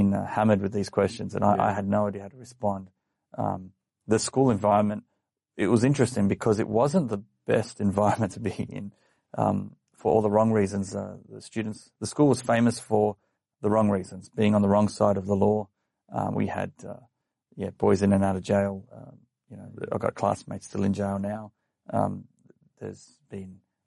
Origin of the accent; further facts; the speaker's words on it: Sydney, New South Wales, Australia; I was born in Canterbury Hospital